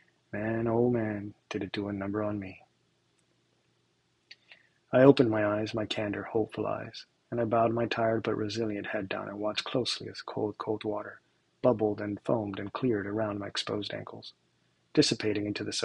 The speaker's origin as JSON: {"language": "English", "town": "Miramar", "region": "Florida", "country": "United States", "tie": "born or raised there", "said": "back in South Florida, in my hometown of Miramar."}